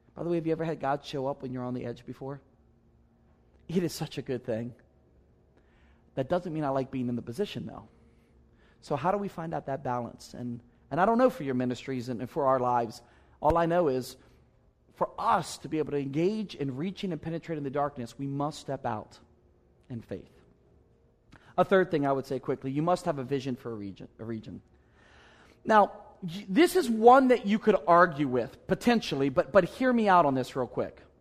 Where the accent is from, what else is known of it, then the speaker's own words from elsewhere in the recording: Maryland, United States; I'm from Maryland